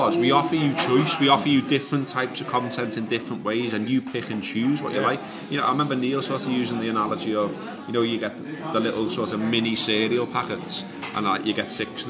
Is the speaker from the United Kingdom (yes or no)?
yes; Huyton, North West England, United Kingdom; I'm originally from Highton, and growing up in Highton, there was literally one black lad in my school